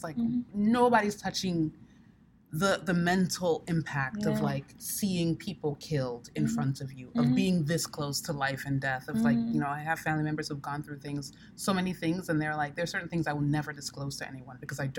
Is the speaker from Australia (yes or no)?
no; Sierra Leone; Now, I come from Sierra Leone, and like throughout my childhood, Sierra Leone was in a protracted civil war.